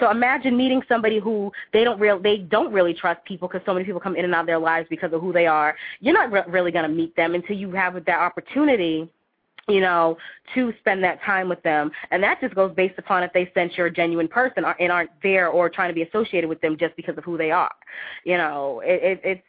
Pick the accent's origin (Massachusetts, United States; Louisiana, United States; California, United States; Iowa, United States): Massachusetts, United States; Boston; now in West Coast, United States; I'm originally from Boston, born and raised, I'm an East Coast, New England girl